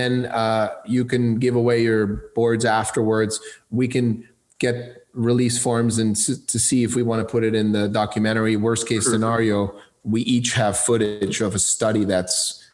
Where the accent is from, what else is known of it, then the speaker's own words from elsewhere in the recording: Switzerland; moved away; I grew up in Switzerland